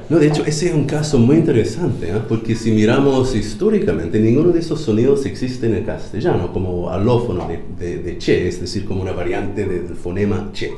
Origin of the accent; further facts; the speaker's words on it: United States; Spanish is a second language; now in Chile